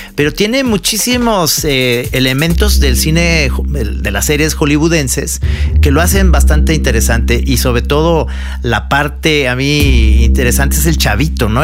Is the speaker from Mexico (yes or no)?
yes; Mexico; como mexicano